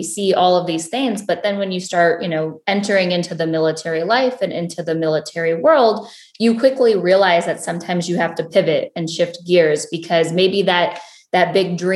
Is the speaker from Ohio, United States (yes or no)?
yes; Ohio, United States; I am born and raised in a small town in Ohio